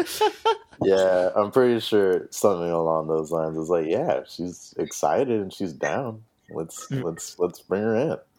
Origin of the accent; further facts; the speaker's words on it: El Paso, Texas, United States; moved away as an adult; also born or lived in Austin; I'm from El Paso, Texas.